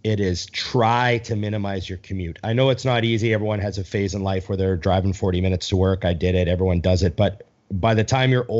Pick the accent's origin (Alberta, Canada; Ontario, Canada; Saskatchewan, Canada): Alberta, Canada; Edmonton; moved away; I'm from Canada